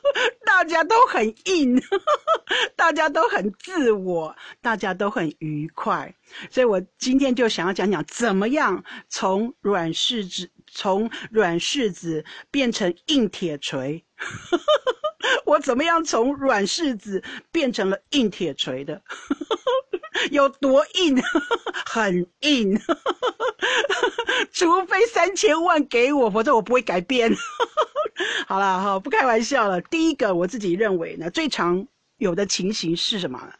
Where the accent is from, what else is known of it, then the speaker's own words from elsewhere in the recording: Netherlands; Chinese is a second language; 我发现到你们中国人很爱道歉，到底是不是真心的？我们荷兰人不道歉的，会表示歉意，没有错，但是不会道歉那么严重。